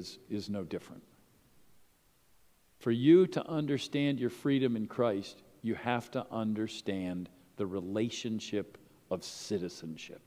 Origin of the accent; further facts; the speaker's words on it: United States; I'm an American citizen. I came out of the Vietnam era.